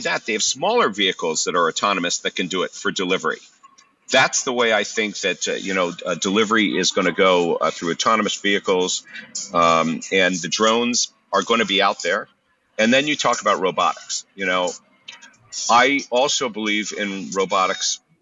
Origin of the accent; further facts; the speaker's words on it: Philadelphia, Pennsylvania, United States; I'm from Philadelphia